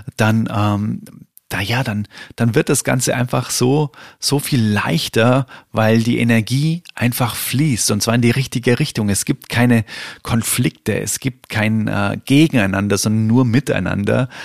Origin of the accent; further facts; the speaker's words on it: Bavaria, Germany; bei uns in Bayern